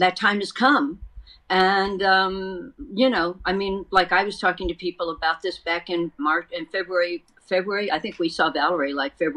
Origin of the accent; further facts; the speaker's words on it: Texas, United States; now in California, United States; my home state of Texas